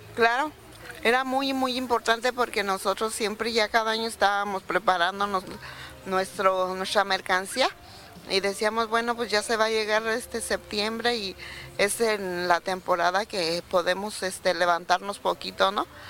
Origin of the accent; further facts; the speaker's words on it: Cherán, Michoacán, Mexico; venimos de un pueblito que se llama Cherán, de ahí venimos